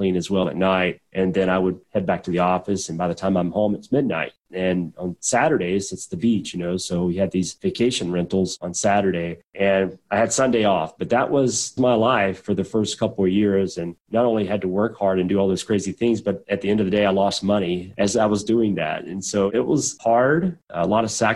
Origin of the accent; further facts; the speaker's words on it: southwestern Georgia, United States; also born or lived in Atlanta, Georgia / Pensacola, Florida; now in Birmingham, United States; we were in the sticks, man. We were down in southwestern Georgia, actually fairly close to Tallahassee, Florida, but not in Florida. We were about 45 miles north of Tallahassee